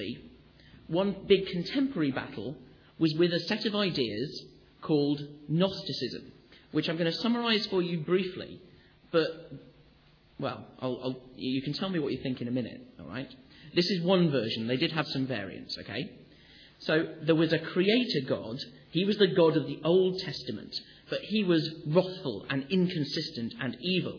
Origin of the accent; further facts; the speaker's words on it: Sheffield, Yorkshire and the Humber, United Kingdom; I come from Sheffield